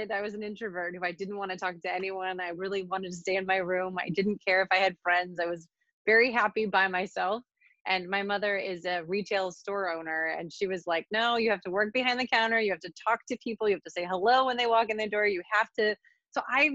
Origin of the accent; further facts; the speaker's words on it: Western New York, United States; moved away as an adult; I grew up in a very rural community in Western New York